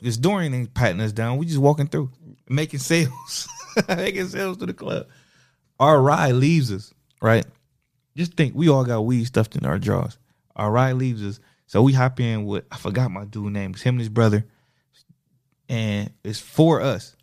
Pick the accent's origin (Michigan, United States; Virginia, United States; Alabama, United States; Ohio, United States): Ohio, United States; Toledo; also born or lived in Springfield, Ohio; I come from Toledo